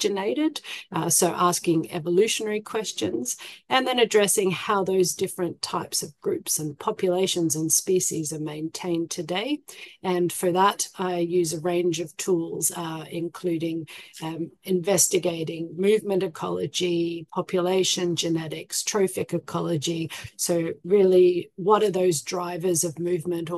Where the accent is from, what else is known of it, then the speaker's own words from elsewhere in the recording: Canberra, Australian Capital Territory, Australia; where I grew up in Canberra, which is the capital of Australia